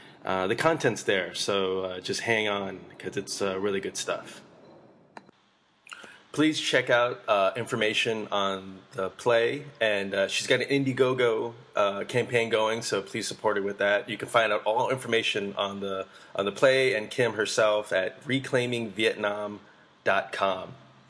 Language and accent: English; Pittsburgh, Pennsylvania, United States; born there; So I was born in Pittsburgh, where I was pretty much, not me, myself, but our family. We were the only Asian family for miles around.